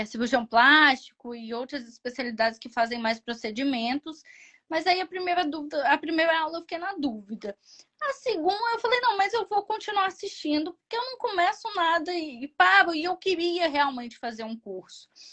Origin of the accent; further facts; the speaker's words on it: Brazil; sou brasileira